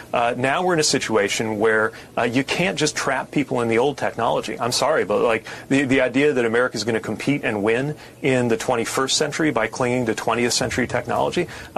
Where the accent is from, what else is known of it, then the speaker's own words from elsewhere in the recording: the industrial Midwest, United States; I grew up in the industrial Midwest, surrounded by the literal carcasses of the factories of companies that couldn't innovate fast enough.